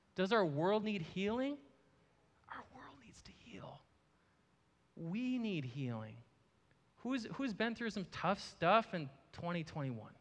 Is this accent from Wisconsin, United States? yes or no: yes; Marshfield, Wisconsin, United States; now in Eau Claire, United States; I grew up in Marshfield, Wisconsin